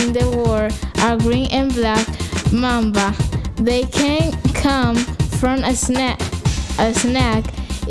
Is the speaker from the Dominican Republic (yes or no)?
yes; Dominican Republic; I'm born in Dominican Republic and 12 years old.